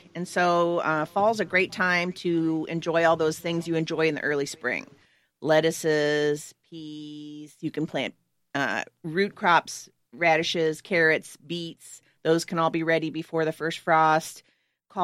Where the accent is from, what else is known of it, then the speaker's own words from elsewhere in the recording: Oregon, United States; moved away; I grew up in Oregon